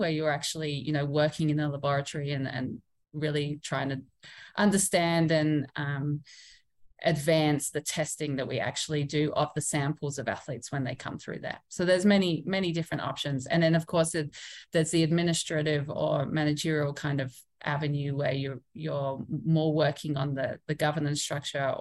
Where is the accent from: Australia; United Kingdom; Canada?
Australia; moved away; I'm Australian, and I did my PhD at the Australian Institute of Sport